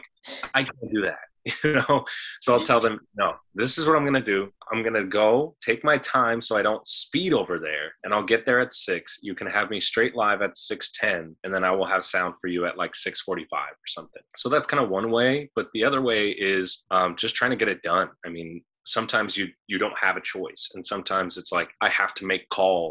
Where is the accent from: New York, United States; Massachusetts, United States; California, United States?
California, United States; San Fernando; moved away; coming from the San Fernando Valley, because I come from San Fernando, which is this 2x2 mile little city.